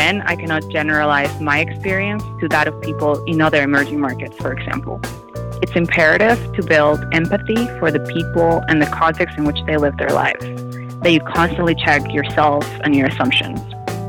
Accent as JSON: {"language": "English", "country": "Peru", "tie": "born or raised there", "said": "I was born and raised in Peru."}